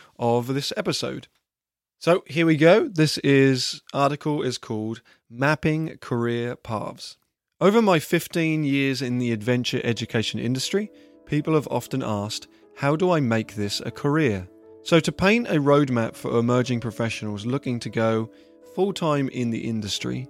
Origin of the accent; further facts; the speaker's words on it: England, United Kingdom; moved away as an adult; now in United States; I am originally from England